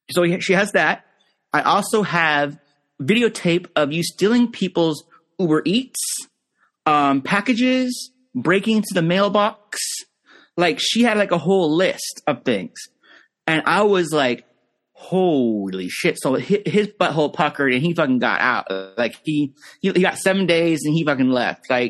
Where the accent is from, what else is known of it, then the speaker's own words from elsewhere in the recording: Pennsylvania, United States; I'm from Pennsylvania.